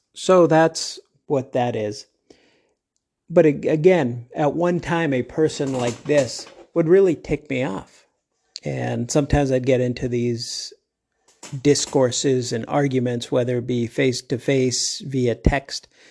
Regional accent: Midwest, United States; now in Arizona, United States; I grew up in the Middle West where folks, at least then, if they said they were gonna do something, they pretty much did it

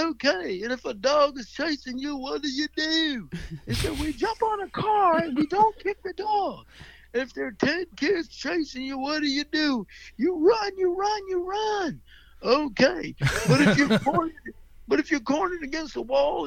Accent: New York City, New York, United States; moved away; I was from the Bronx

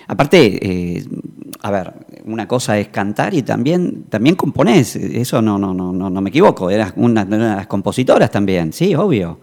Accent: Buenos Aires, Argentina; now in Tucumán, Argentina; yo soy de Buenos Aires y ahora estoy viviendo acá en esta provincia también

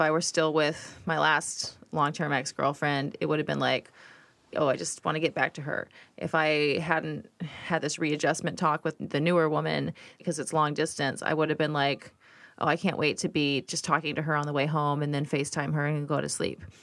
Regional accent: Houston, Texas, United States; moved away as an adult; also born or lived in New York; growing up in Houston

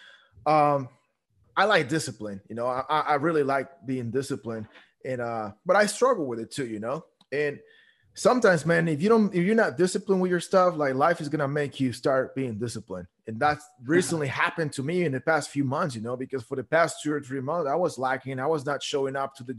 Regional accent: Guatemala; I grew up in Guatemala

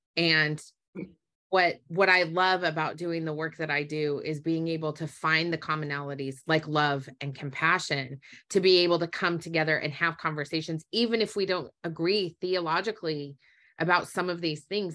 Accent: Utah, United States; I grew up in Utah

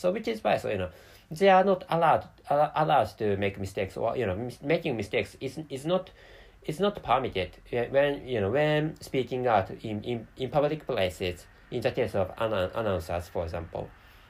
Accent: Japan; first language Japanese; English is a second language; sometimes I make many mistakes when speaking English. So, and of course, to start with, by the way, my mother tongue is Japanese.

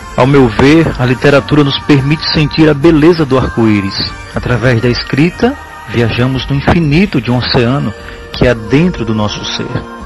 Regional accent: Piaçabuçu, Alagoas, Brazil; nasci em Piaçabuçu

